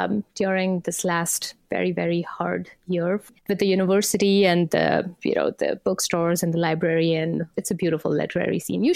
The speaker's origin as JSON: {"language": "English", "country": "India", "tie": "born or raised there", "said": "So I grew up in India. Back in the 80s, we didn't have as much of access to books."}